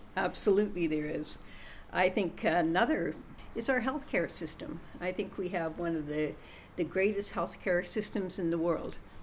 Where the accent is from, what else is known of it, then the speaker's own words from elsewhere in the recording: Western Canada, Canada; I'm a Westerner